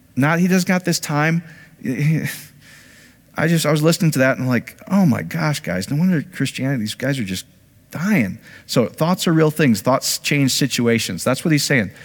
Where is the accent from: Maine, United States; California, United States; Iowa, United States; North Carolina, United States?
Iowa, United States; I grew up in Iowa.